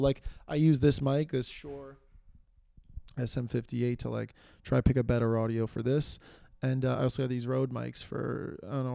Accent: New York City, New York, United States; I live in New York City. I do I'm from New York

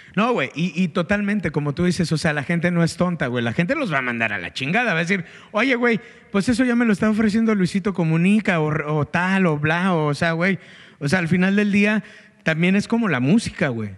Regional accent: Guanajuato, Mexico; now in Monterrey, Mexico; soy un engrido de Guanajuato. Creo que soy un vato que está súper orgulloso de ser de Guanajuato

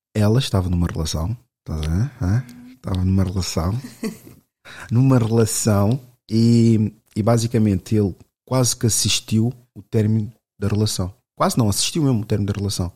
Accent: Lisbon, Portugal; cresci aqui em Lisboa

